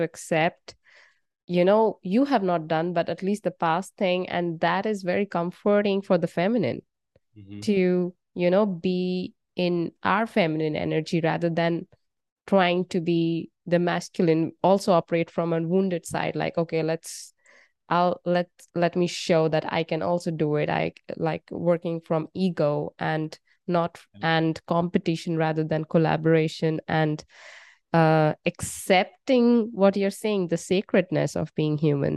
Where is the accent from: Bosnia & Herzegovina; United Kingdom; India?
India; I'm from India